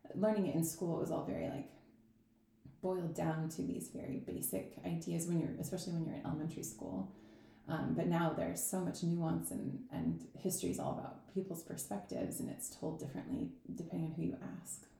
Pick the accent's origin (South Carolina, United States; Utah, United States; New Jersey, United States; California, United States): Utah, United States; Salt Lake City; moved away as an adult; I was born in Salt Lake City, and I yeah I grew up there until I was 18, and then I moved away for college